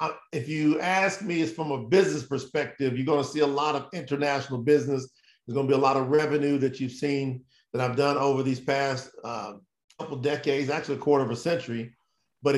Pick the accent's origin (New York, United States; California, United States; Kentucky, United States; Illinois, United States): Kentucky, United States; Winchester; moved away; also born or lived in Florida; I was born in Kentucky, small town Winchester. And then my grandfather had a hog farm about 11 miles outside of town. So my initial upbringing really was very, very humble beginnings